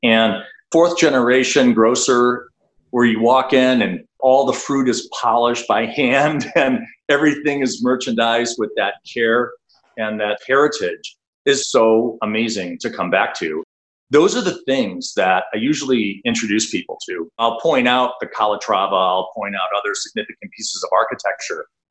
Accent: Milwaukee, Wisconsin, United States; I grew up in Milwaukee, Wisconsin, where the headquarters of my now practice is located

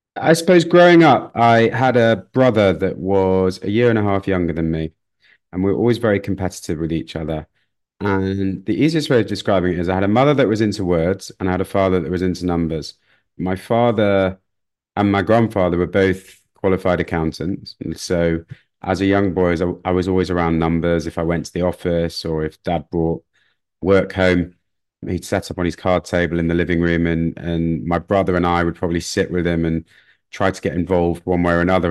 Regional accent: Manchester, North West England, United Kingdom; moved away as an adult; also born or lived in London; growing up in Manchester, it was slightly different to London.

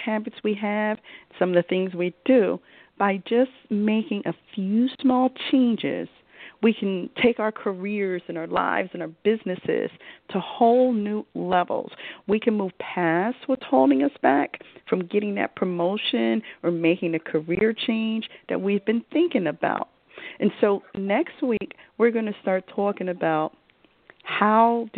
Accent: Philadelphia, Pennsylvania, United States; I'm from Philly, okay, grown up, raised, you know, Temple, Philly, all things Philly

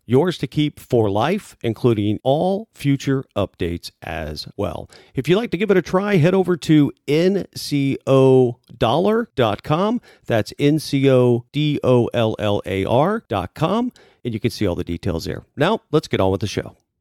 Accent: Tampa, Florida, United States; I grew up in Tampa

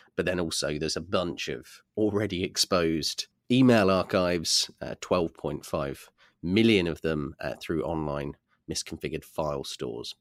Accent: United Kingdom; I'm just a Brit

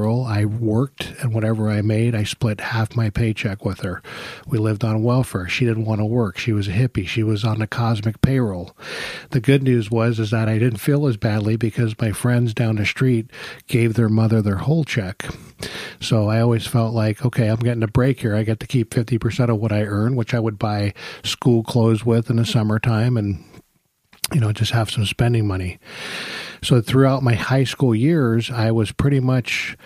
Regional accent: New York, United States; I was born in New York

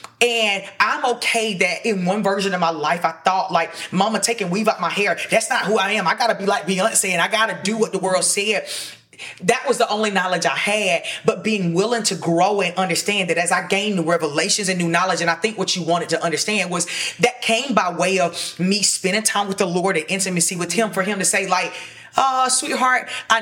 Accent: Sandersville, Georgia, United States; moved away; when I was in Sandersville in my hometown

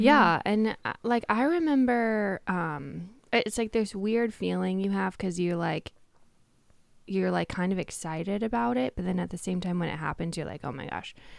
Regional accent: Tacoma, Washington, United States; I grew up in Tacoma, Washington.

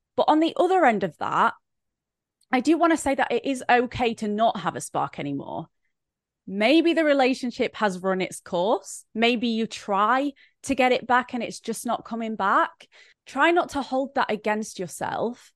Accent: Brighton, South East England, United Kingdom; an influencer from Brighton, England

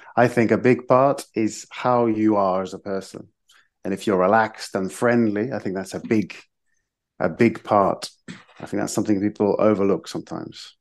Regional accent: Nottingham, East Midlands, United Kingdom; moved away as an adult; also born or lived in Madrid / Zaragoza / Jerez de la Frontera; now in Seville, Spain; I was born in Nottingham in England. But my mum is Irish, so I have a dual nationality

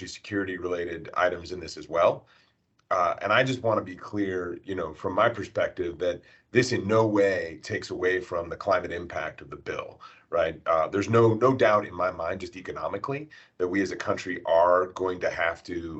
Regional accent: United States; as an American

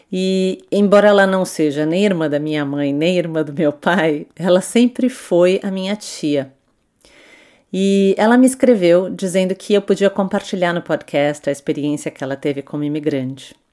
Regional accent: Switzerland; born there; Eu nasci na Suíça, filha de mãe alemã e pai português.

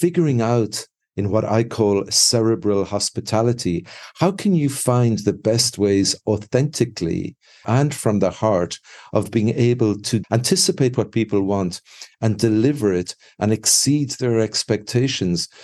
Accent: Ireland; now in Mexico; being Irish

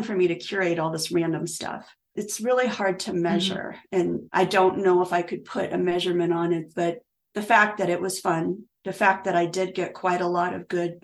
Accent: Virginia, United States; moved away; I was born in Virginia. So I don't live there, but I'm from Virginia.

